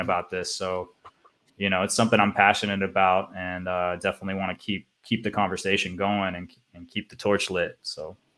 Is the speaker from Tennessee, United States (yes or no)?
yes; Nashville, Tennessee, United States; also born or lived in San Francisco Bay Area, California; now in Croatia; I'm from Nashville, actually